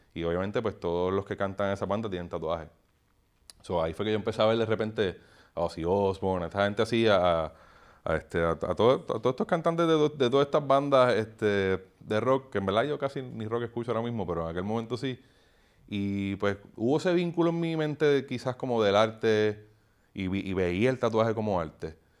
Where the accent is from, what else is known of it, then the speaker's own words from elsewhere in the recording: Puerto Rico; era profeta en mi tierra